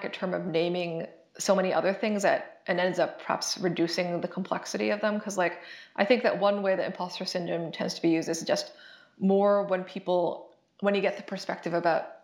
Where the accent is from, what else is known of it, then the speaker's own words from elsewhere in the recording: Canada; moved away as an adult; I'm Canadian, and I did all my previous education in Canada